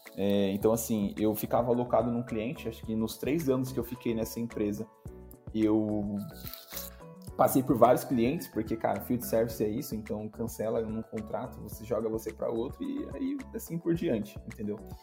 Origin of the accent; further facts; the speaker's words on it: Itapevi, São Paulo, Brazil; also born or lived in São Roque / Itaquaquecetuba; Ambos somos de Tapivi